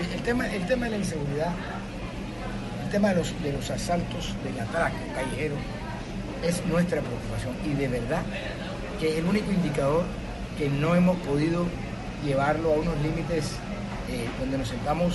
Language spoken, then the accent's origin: Spanish; Barranquilla, Atlántico, Colombia; aquí en el patio donde yo nací, yo me siento muy cómodo en este patio, en esta casa, es de todos, donde nacieron mis hijos, donde nací yo